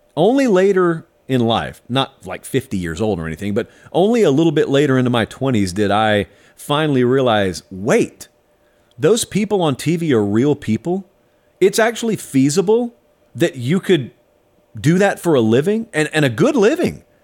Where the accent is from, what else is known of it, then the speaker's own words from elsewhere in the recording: South Georgia, United States; I grew up in South Georgia farming country